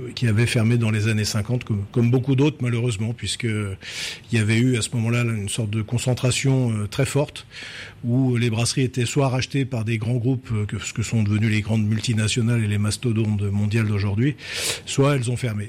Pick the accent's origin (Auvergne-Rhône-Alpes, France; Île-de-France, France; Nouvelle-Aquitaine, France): Auvergne-Rhône-Alpes, France; moved away as an adult; also born or lived in Drôme provençale; je vais retourner dans mes montagnes, non sans un certain plaisir d'ailleurs, parce que moi je suis un enfant du pays